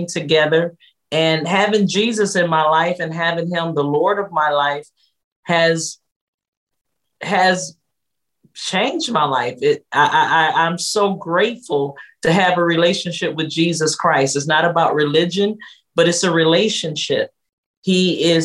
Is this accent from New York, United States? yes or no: no; Detroit, Michigan, United States; I come from Detroit, Michigan, here in the States